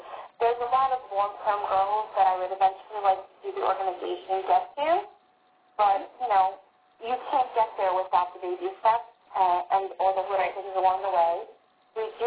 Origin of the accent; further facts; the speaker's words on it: Lindenhurst, New York, United States; my hometown of Blankenhurst